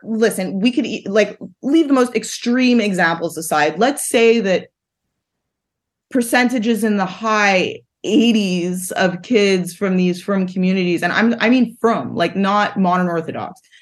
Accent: Montreal, Quebec, Canada; I grew up in Montreal

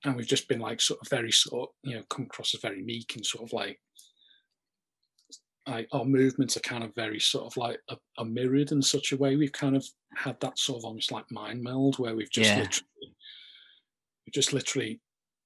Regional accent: the Wirral, North West England, United Kingdom; accent: slight Scouse; also born or lived in Leicester; I'm from a place called the Wirral. It's near it

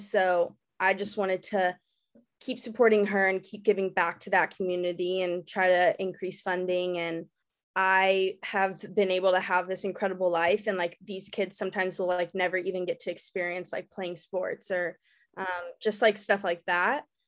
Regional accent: Dallas, Texas, United States; I was born and raised in Dallas

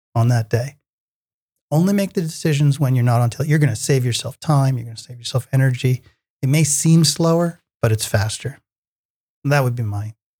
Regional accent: New York area, United States; I grew up in the New York area

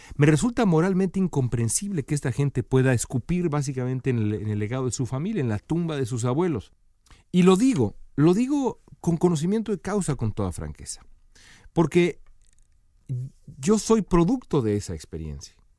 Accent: Mexico; todos nosotros somos mexicanos

